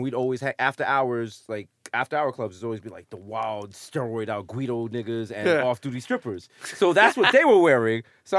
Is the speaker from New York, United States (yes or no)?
yes; Bronx, New York, United States; And our whole shit is kind of like, yo, we're from the Bronx.